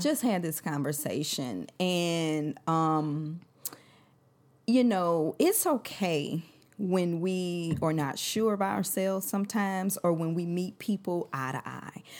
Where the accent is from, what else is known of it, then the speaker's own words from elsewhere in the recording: St. Louis, Missouri, United States; I'm from Saint Louis.